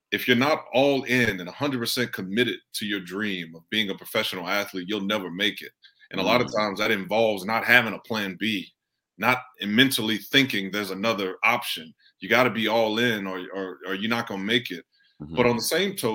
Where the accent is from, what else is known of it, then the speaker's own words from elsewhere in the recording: Houston, Texas, United States; We're from the Fifth Ward of Houston